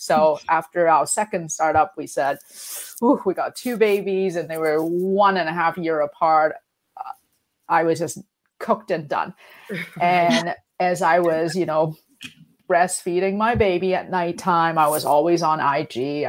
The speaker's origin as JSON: {"language": "English", "town": "Vancouver", "region": "British Columbia", "country": "Canada", "also_born_or_lived": "London", "said": "because I came back from London to Vancouver, and Vancouver is not known for our fashion."}